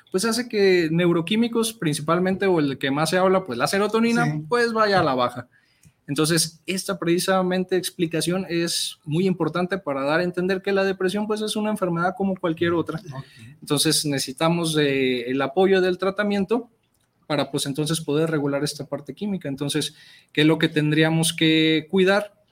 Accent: Mexico; la realidad es que los recursos que tenemos como sociedad mexicana, pues en muchas ocasiones eh, pues nos faltan

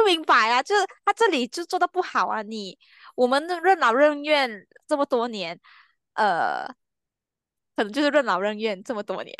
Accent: Malaysia; 我是马来西亚人

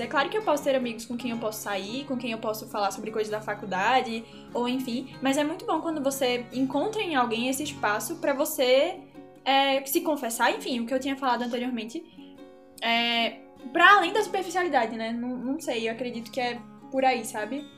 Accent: Pernambuco, Brazil; moved away; Sou lá de Pernambuco, por isso o sotaque diferente

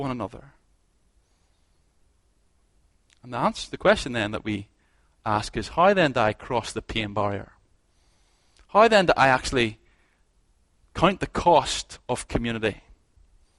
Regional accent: Ballymena, Northern Ireland, United Kingdom; moved away; I'm from Ballymena

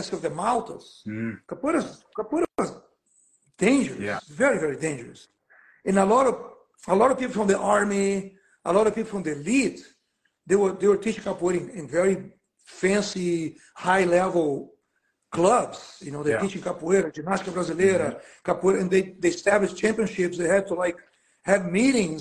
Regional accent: Brazil; now in Oakland, United States; I'm from Brazil

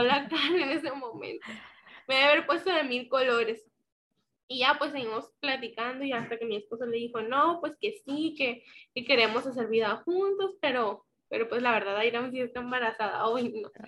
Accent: Guasave, Sinaloa, Mexico; now in Culiacán, Mexico; soy originaria del municipio de Guasave, Sinaloa

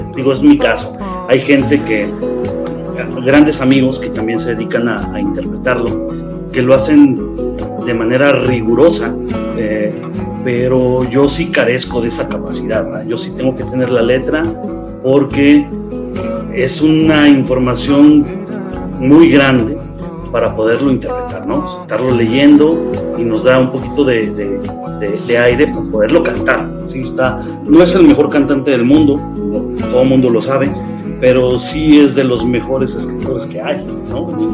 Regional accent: Aguascalientes, Mexico; yo soy de Aguascalientes

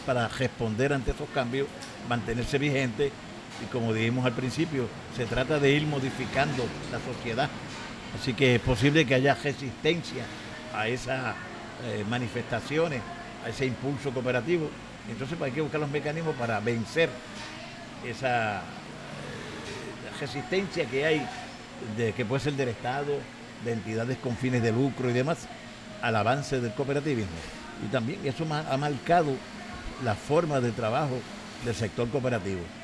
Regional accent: Comerío, Puerto Rico; la donde yo nací, donde nació Lilian también

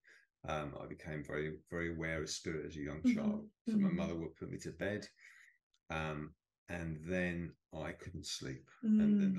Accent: United Kingdom; You probably gather from my accent, I'm not from California. I'm from the UK.

